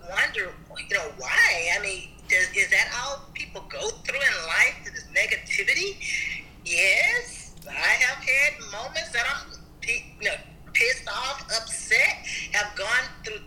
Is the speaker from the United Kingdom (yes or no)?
no; Galena Park, Texas, United States; I grew up in the state of Texas in a small city called Galena Park. It's right on the outskirts of Houston